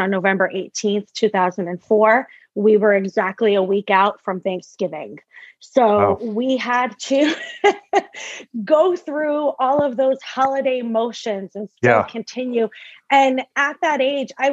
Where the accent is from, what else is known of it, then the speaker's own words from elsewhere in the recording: Massachusetts, United States; moved away as an adult; now in Rhode Island, United States; I am from originally born and raised in Massachusetts. I now live in Rhode Island.